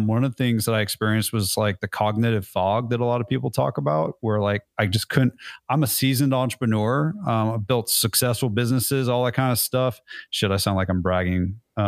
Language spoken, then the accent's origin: English; California, United States; now in Nashville, United States; But I'm originally from California, so I can say dude and I can say y'all, and it really baffles people.